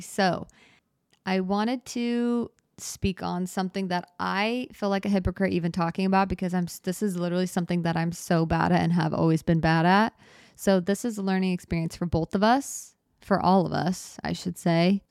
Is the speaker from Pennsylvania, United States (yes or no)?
no; Arizona, United States; moved away; I grew up in Arizona